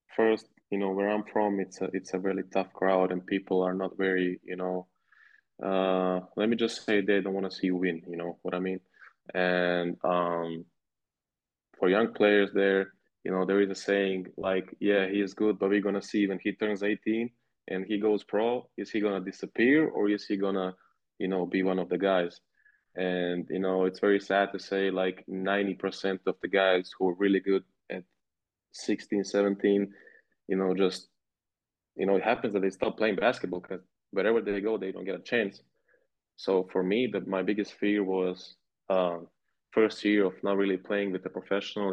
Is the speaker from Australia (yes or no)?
no; Montenegro; moved away as an adult; now in Ulm, Germany; I'm from Montenegro. Um, that's where I was born